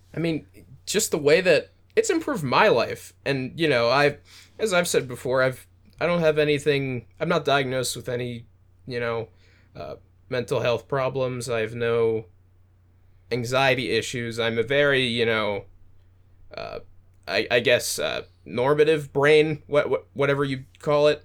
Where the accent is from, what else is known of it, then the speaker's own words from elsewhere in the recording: United States; I'm American